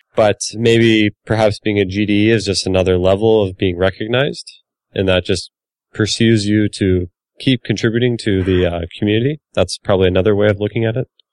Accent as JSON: {"language": "English", "country": "Finland", "said": "I'm from Finland"}